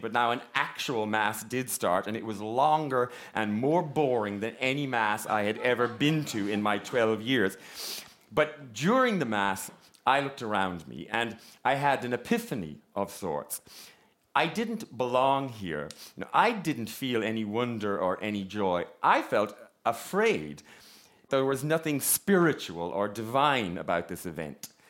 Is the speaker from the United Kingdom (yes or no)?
no; Ballinrobe, Connacht, Ireland; I am from a small town in County Mayo called Ballinrobe